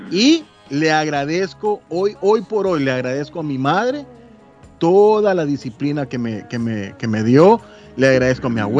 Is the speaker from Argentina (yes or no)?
no; Guatemala; moved away; recuerdo que yo recién venía de Guatemala, recién llegué de Guatemala